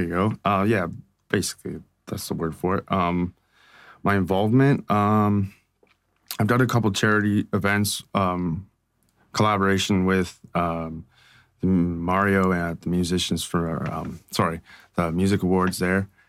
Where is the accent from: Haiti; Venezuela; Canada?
Canada; Strathroy, Ontario; now in London, Canada; this small town 'cause I come from Strathroy.